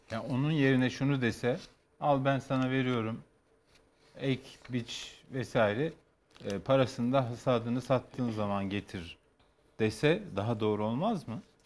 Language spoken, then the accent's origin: Turkish; Kars, Kars Province, Turkey; moved away; ben bütün çocukluğum Kars'ta geçti